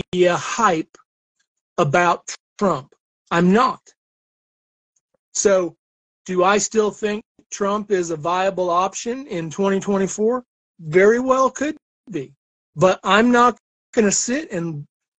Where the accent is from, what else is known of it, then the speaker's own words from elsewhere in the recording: Illinois, United States; moved away; I grew up in Illinois to start, and because my dad was born in the suburbs of Chicago, and that's where we moved when mom and dad got married